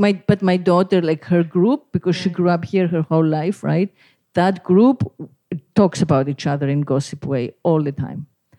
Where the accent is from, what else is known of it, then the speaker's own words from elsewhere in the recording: Greece; moved away; the town where I grew up on the Greek island where I was born